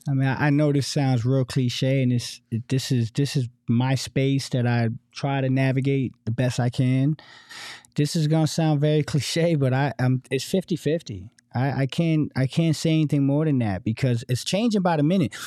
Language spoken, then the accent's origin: English; East Coast, United States; now in Phoenix, United States; from the East Coast